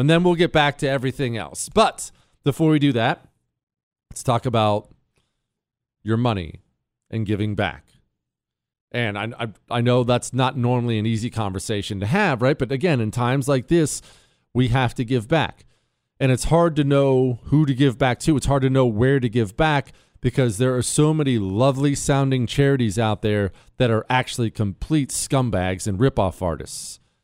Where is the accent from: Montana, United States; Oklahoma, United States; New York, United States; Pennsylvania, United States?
Montana, United States; I grew up in Montana. Remember, I moved to Montana when I was 10